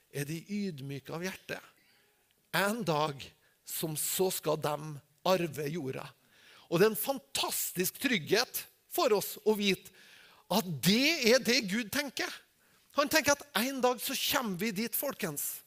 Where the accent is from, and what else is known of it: Norway